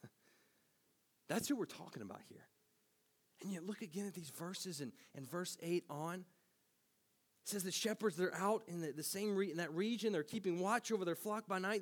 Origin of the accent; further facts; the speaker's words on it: Tennessee, United States; moved away; I'm from Tennessee, and I'm not much of a country boy